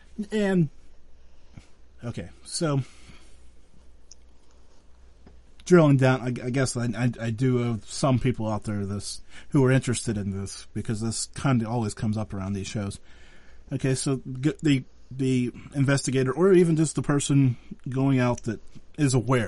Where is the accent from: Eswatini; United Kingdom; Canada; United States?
United States; Western Pennsylvania; No, so I'm from Western Pennsylvania